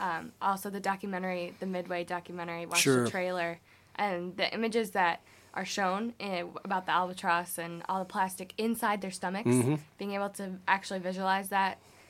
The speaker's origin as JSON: {"language": "English", "town": "Grand Rapids", "region": "Michigan", "country": "United States", "said": "I'm actually from West Michigan, from Grand Rapids area, but we spent a lot of time on the coast."}